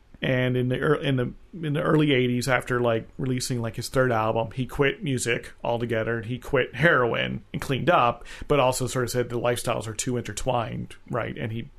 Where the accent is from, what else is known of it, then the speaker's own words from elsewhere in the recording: central New Jersey, United States; moved away; I grew up in New Jersey, you know, as a child in the 70s. But to me, New York was a far-off, dangerous, dirty place because I lived in central New Jersey, so we never went there.